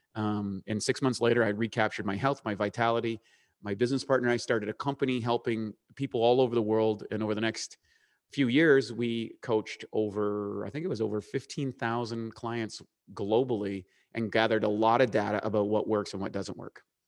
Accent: Eastern Canada, Canada; accent: Canadian; moved away; life was normal growing up in eastern Canada, which is up by Maine, playing hockey, s, in a small town

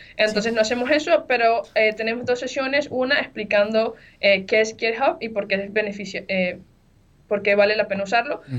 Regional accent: Venezuela; moved away; yo soy de Venezuela

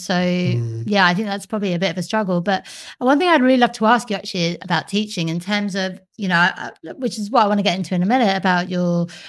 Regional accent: England, United Kingdom; now in Australia; growing up in England, all I remember is like being indoors most of the time because it just rained all the time. And so, and it was really cold as well.

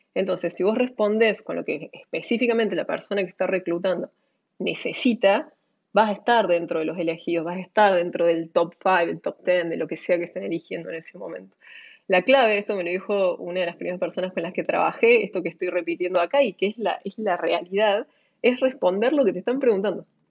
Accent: Argentina; mi experiencia como argentina

